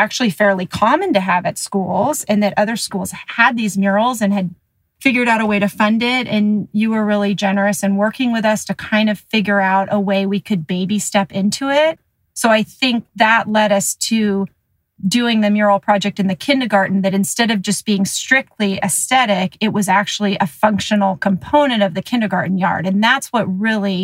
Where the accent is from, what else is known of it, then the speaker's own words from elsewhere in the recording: Los Altos, California, United States; growing up in Los Altos and at Springer specifically